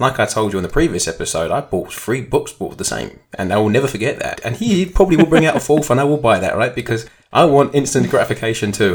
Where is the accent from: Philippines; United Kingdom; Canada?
United Kingdom; being a Brit